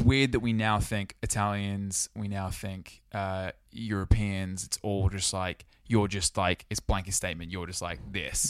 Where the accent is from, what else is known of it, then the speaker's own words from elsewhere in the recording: Sydney, New South Wales, Australia; now in United Kingdom; Growing up in Sydney